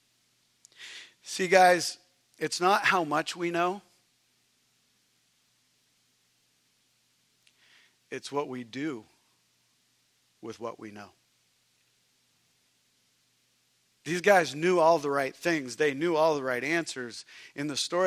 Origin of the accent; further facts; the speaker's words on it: Canada; moved away; I'm Canadian